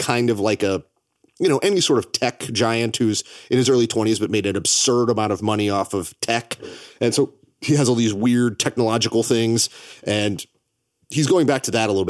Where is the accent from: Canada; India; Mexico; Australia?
Canada; I think that because I'm Canadian, that adds this element where I get to see these things through a little bit of a different lens.